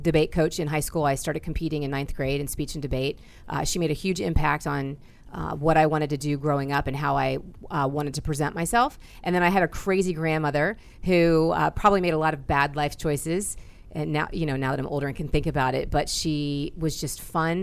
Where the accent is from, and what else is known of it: Northeastern Ohio, United States